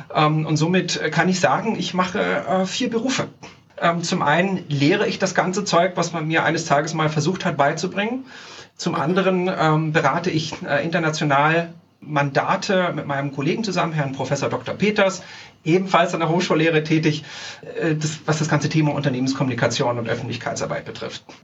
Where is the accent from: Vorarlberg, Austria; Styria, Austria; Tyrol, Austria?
Tyrol, Austria; also born or lived in Salzburg, Austria; now in Zurich, Switzerland; in meiner Heimat drüben in Österreich, äh, in Tirol